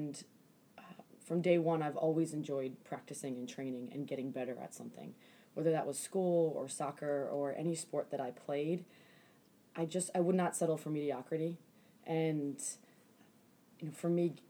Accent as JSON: {"language": "English", "town": "Silver Spring", "region": "Maryland", "country": "United States", "tie": "born or raised there", "said": "the time that I grew up in Silver Spring, Maryland"}